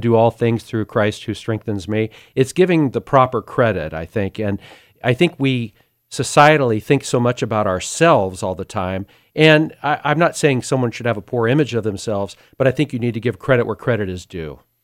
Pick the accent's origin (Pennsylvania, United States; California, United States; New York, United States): California, United States; Sacramento; I was born in South Sacramento in a middle class area. It was a bit of a rough area. Family of six